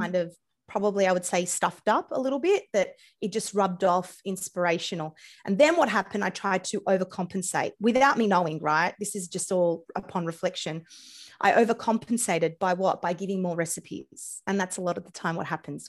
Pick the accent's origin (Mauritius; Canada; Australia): Australia; accent: Australian; my accent, I'm Australian